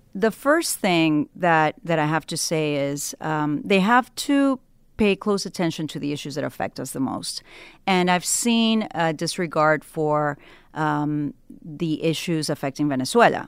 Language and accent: English; Ecuador; now in United States; I was born in Ecuador